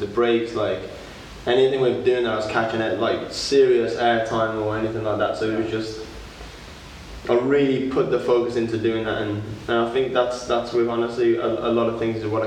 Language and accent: English; Walsall, West Midlands, United Kingdom; now in London, United Kingdom; I'm from Warsaw, just outside of Birmingham